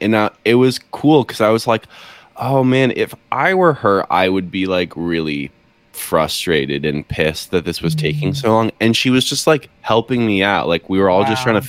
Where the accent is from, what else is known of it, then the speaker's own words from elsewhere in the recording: Boston, Massachusetts, United States; But I grew up in Boston instead, you know?